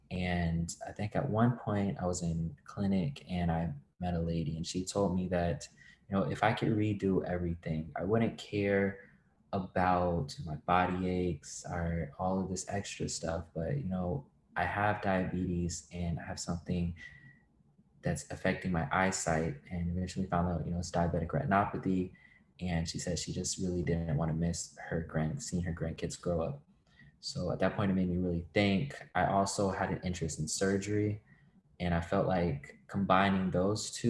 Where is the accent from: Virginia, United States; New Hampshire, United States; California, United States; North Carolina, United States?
Virginia, United States; moved away as an adult; also born or lived in Ithaca, New York; now in Nashville, United States; like uh, I was introduced, and um, I'm from Virginia.